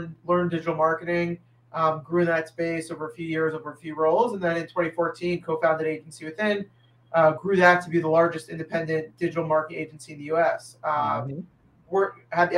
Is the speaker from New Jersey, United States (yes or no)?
yes; Englewood, New Jersey, United States; also born or lived in Waltham, Massachusetts; I grew up in Englewood, New Jersey